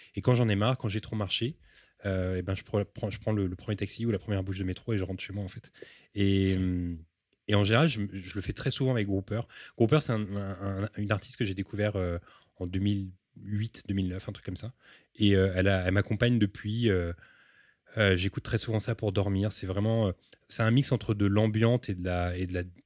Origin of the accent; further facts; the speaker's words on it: Paris, Île-de-France, France; also born or lived in Montreal; Je suis né à Paris